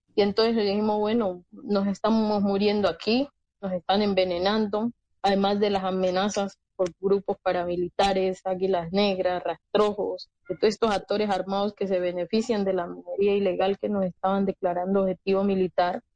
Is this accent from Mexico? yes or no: no; Colombia; como colombianos